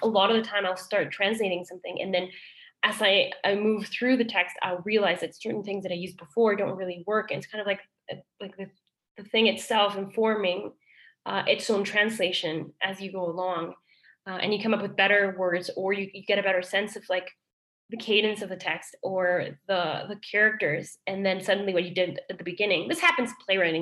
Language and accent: English; Mexico City, Mexico; accent: Mexican British; first language Spanish; English is a second language; now in Canada; I'm from Mexico City